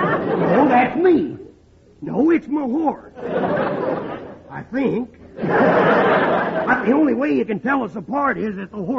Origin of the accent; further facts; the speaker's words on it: Texas, United States; born there; Well, I was born in Texas.